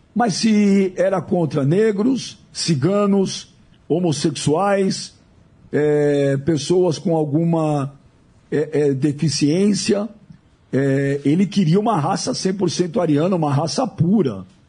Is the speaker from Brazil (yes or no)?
yes; Brazil; Eu já sou nascido no Brasil, mas meus pais, meus avós